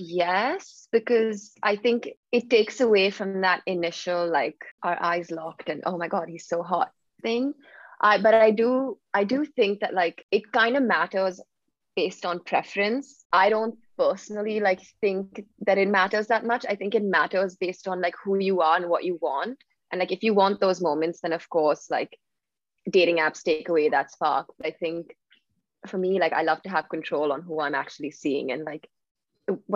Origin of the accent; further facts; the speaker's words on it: Mumbai, Maharashtra, India; moved away as an adult; also born or lived in Philadelphia; now in London, United Kingdom; I'm originally from Bombay.